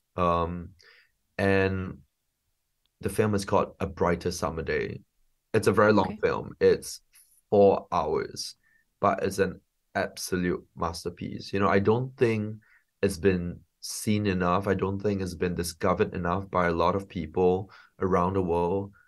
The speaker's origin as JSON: {"language": "English", "country": "Singapore", "tie": "born or raised there", "also_born_or_lived": "London", "moved": "as an adult", "said": "I'm a filmmaker from Singapore. Um, I grew up in Singapore um, and and then lived in London for 15 years"}